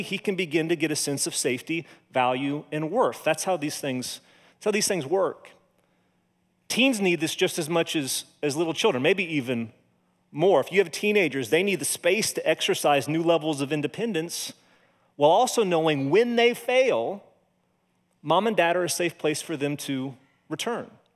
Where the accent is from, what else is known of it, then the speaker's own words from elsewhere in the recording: Monrovia, Indiana, United States; moved away; I grew up in Monrovia, went to Cascade High School